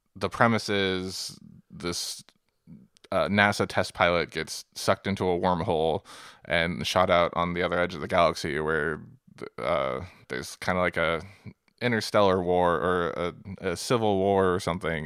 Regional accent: Seattle, Washington, United States; We grew up in Seattle

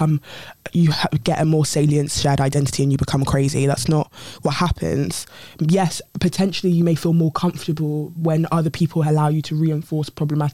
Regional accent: United Kingdom; also born or lived in Nigeria; I'm Nigerian and I'm British.

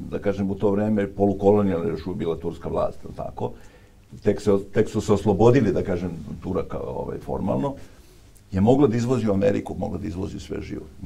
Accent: Obrenovac, Belgrade, Serbia; ja sam iz Obrenovca

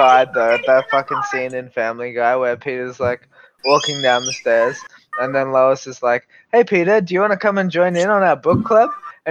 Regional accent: Australia; Mock me for being Australian and going to university.

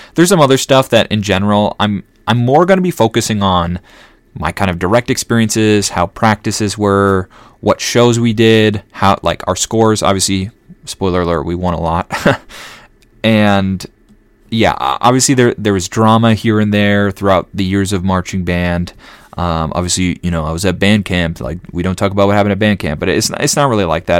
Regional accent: Elk River, Minnesota, United States; I grew up in Elk River, Minnesota

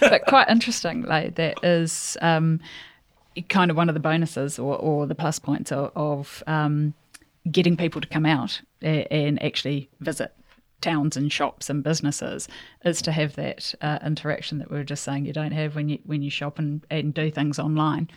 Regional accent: New Zealand; also born or lived in England; so I grew up born in New Zealand, and then we went to England for a couple of years, and then we came back to New Zealand

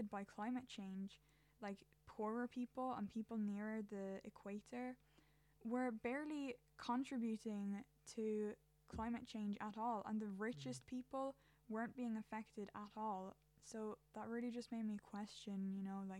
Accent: Ireland; I'm an Irish teenager

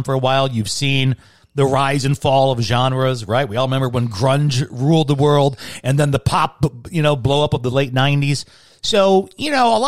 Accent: Chicago, Illinois, United States; now in Arizona, United States; I was raised in Chicago

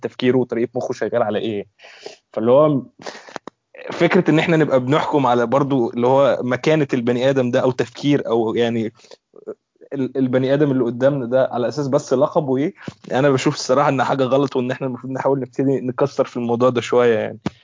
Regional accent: Egypt; عندنا في مصر

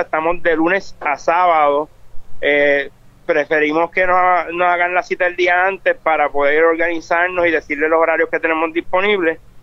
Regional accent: Ponce, Puerto Rico; moved away; also born or lived in United States; soy nací en Ponce

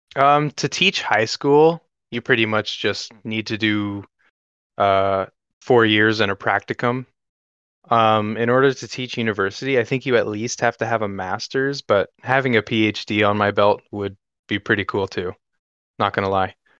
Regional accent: North Carolina, United States; moved away; I come from North Carolina, which uh, was deep in the suburbs, and now I live in the country

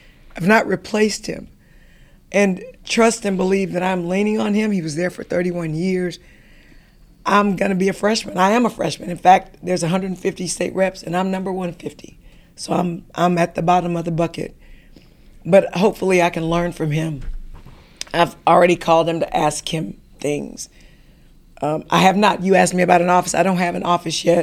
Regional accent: Houston, Texas, United States; I am from Third Ward. You know, my grandmother was from Fifth Ward. So we are the inner city

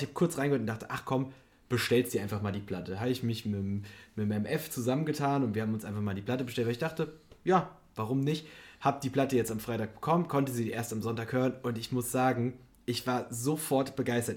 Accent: Germany; moved away; aus meiner Heimat komme und in der Nähe gab es einfach kein Kino bis, also die nächst, das nächste Kino war in Frankfurt, was halt irgendwie 50 Kilometer oder so weg ist

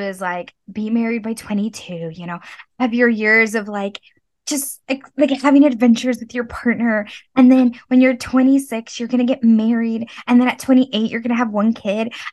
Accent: Texas, United States; now in New York, United States; I grew up in Texas

